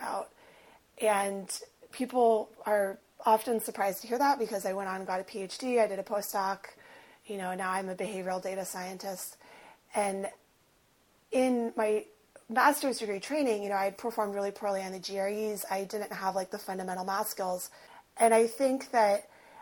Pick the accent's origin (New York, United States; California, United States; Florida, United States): California, United States; Los Angeles; I present, I'm white, I am from West